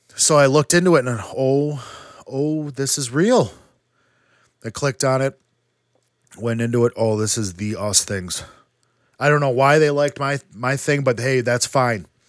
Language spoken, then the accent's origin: English; Wisconsin, United States; we're from Wisconsin